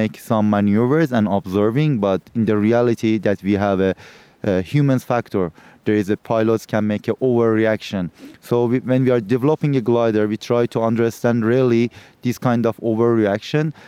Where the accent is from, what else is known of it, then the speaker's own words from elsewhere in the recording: Turkey; I'm from Turkey